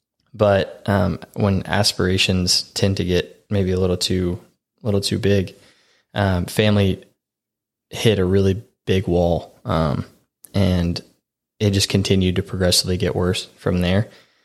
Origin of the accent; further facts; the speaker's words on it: the Bible Belt, United States; I mean, growing up was great. Growing up in the Bible Belt, everybody went to church.